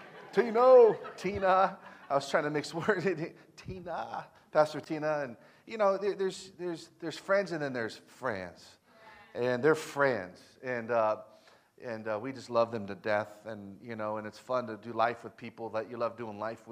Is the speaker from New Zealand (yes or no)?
no; Elk Grove, California, United States; also born or lived in South Sacramento; I grew up in Elk Grove